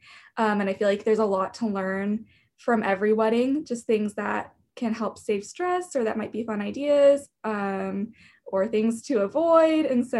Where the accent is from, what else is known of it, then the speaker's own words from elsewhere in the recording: Wichita, Kansas, United States; I am from Wichita, Kansas, and I've grown up here my whole life.